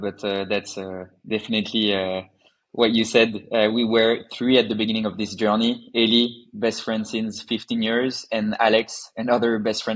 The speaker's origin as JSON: {"language": "English", "town": "Paris", "region": "Île-de-France", "country": "France", "tie": "born or raised there", "said": "I was born in France, as you said, in the beautiful city of Paris, and I completed all of my studies there."}